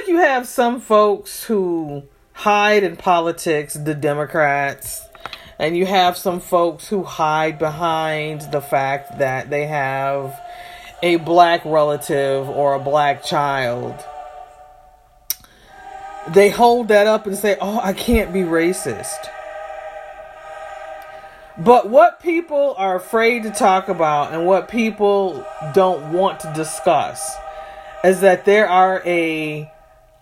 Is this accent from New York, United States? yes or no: no; Michigan, United States; as a child of a family that is from the South, I was born in the North.